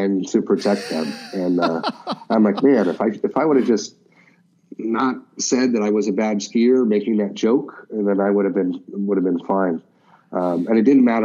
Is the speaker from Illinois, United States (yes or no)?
no; Alaska, United States; I grew up in Alaska